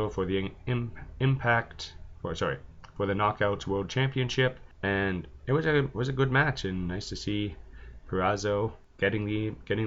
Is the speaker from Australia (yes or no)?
no; Canada; I'm Canadian